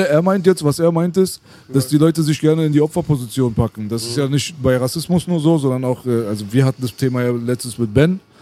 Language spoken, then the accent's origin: German; Berlin, Germany; also born or lived in Kreuzberg, Berlin; wo ich aufgewachsen bin, ich bin auch in eurer Nähe erstmal Silberstein Grundschule, äh, äh, Lahnstraße habe ich gewohnt, bis ich dann zum Kotti gekommen bin